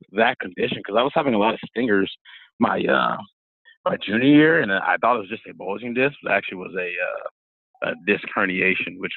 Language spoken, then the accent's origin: English; St. Louis, Missouri, United States; moved away as an adult; also born or lived in Oregon / Illinois; now in Grand Forks, United States; I grew up in St. Louis, Missouri